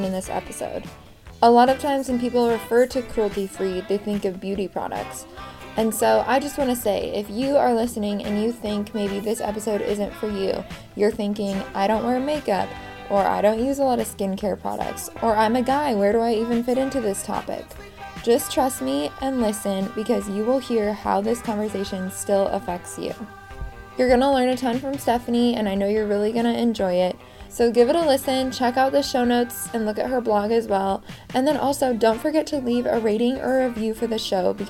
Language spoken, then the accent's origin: English; West Coast, United States; I grew up on the West Coast